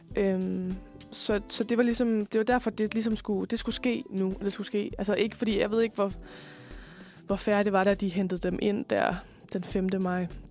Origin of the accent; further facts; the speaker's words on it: West Jutland, Central Denmark Region, Denmark; jeg kommer jo fra Vestjylland